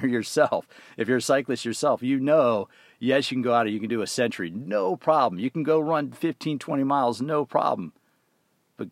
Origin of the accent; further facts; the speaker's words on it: further south than New Jersey, East Coast, United States; I'm from the East Coast too, but I grew up a little bit further south than you